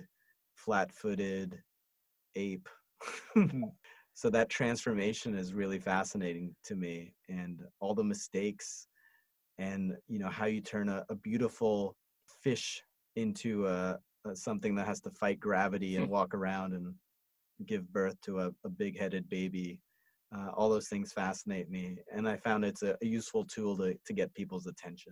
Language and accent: English; New York City, New York, United States; moved away; also born or lived in Montreal; I grew up in New York City